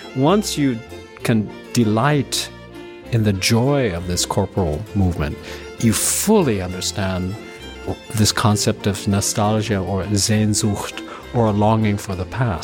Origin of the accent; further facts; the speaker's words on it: West Coast of the United States, United States; I'm Japanese American